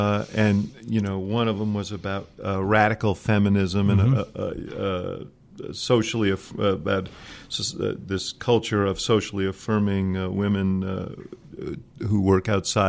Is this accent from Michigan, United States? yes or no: no; New York, United States; now in Chicago, United States; Now I'm from New York originally